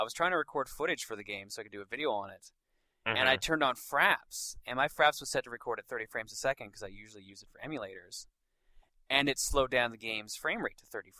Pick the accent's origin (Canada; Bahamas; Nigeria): Canada; I'm Canadian.